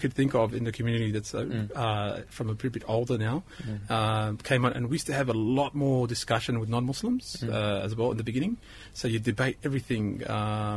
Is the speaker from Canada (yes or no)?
no; Australia; also born or lived in Egypt; I always say that I'm Australian, but there's some things of Egypt that you can't take out of me.